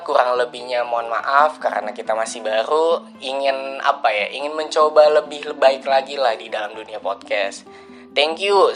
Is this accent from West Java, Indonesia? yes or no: yes; Bekasi, West Java, Indonesia; Gua lahir di Bekasi, tepat pada tanggal lima belas Juli.